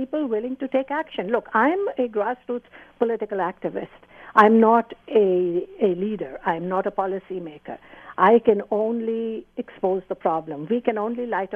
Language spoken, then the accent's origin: English; Pakistan; moved away; I was born in Pakistan. I grew up with an Islam that was very compassionate and very balanced